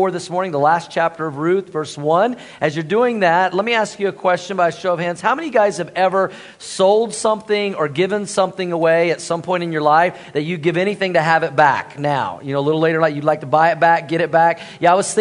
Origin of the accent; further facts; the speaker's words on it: Tulsa, Oklahoma, United States; moved away; I grew up in Tulsa, Oklahoma